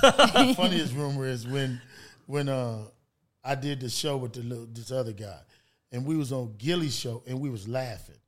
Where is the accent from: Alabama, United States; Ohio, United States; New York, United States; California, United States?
California, United States; Los Angeles; I was born in California.